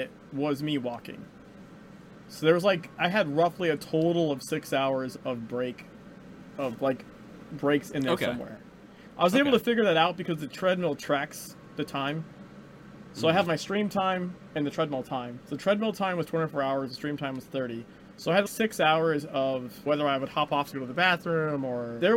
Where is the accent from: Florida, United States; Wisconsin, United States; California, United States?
California, United States; first language English; moved away; I was born in California